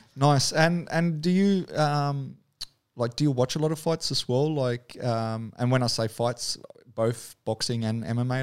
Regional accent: New Zealand; accent: Kiwi; now in Australia; I grew up in New Zealand, so I actually moved over there as, as a kid.

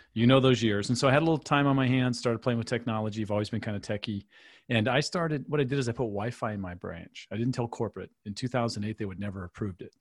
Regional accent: Michigan, United States; moved away; where I grew up in Michigan

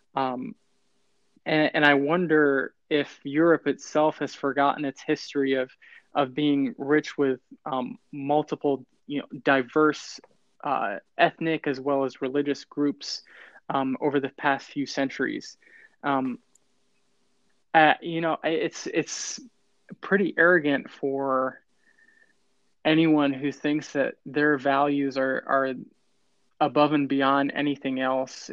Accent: United States

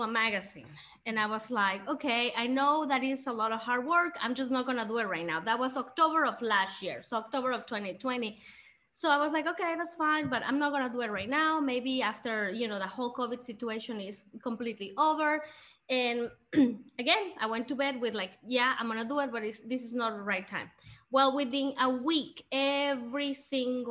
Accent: Mexico; now in Greenville, United States; I was born in Mexico. All my family is in Mexico

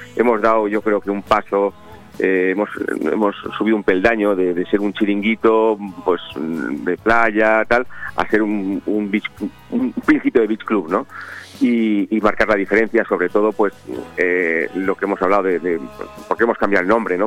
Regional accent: Benidorm, Valencian Community, Spain; Como buenos benidormenses, somos, somos creyentes y seguidores

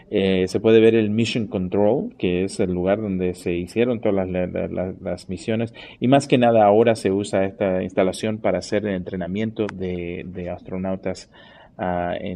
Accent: Chile; also born or lived in Venezuela; now in Houston, United States; yo, por ejemplo, soy de Chile, ah, viví en Venezuela por un tiempo

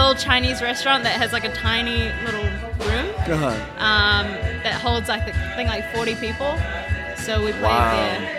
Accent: Queenstown, Otago, New Zealand; moved away; also born or lived in Singapore / Christchurch, New Zealand / Auckland, New Zealand; I was born in Singapore, but I grew up in a town called Queenstown, okay. New Zealand. Went to high school in Christchurch, and then I lived in Auckland.

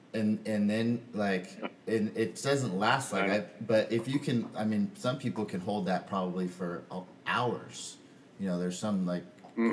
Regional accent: Southern California, United States; moved away; also born or lived in Michigan; I was from Southern California. I surfed every day

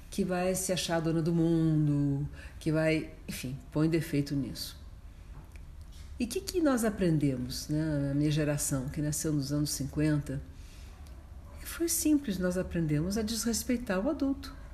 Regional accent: New York, United States; born there; Quando eu nasci em Nova York, o Dr. Spock era o grande responsável por esse tipo de atitude.

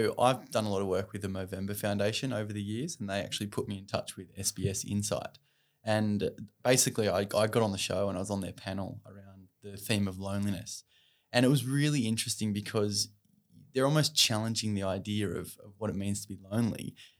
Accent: Australia; Especially as Australian men, we're taught to be rough, tough, and, you know, we're good, we've got this.

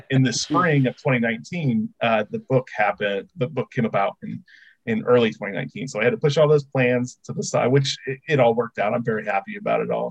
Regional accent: Indiana, United States; born and raised in Indiana

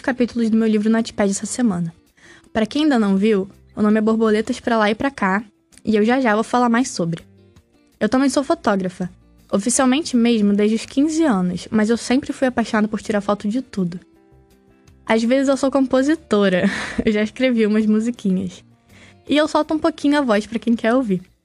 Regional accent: Baixada Fluminense, Rio de Janeiro, Brazil; now in Niterói, Brazil; Eu sou carioca, nascido e criado na Baixada Fluminense do Rio, apesar de hoje em dia morar em Niterói

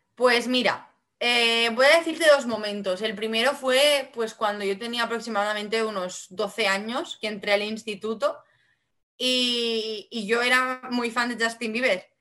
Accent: Vinaròs, Valencian Community, Spain; first language Catalan (Valencian); Spanish is a second language; mi lengua materna es el catalán, el valenciano

